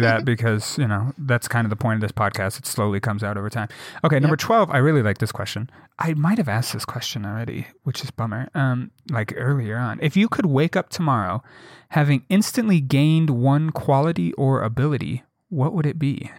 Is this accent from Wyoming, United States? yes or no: yes; Jackson, Wyoming, United States; growing up in Jackson.